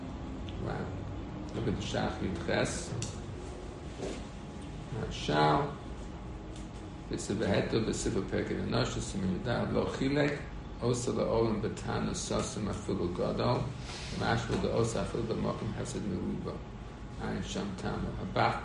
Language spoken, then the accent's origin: English; United States; I'm an American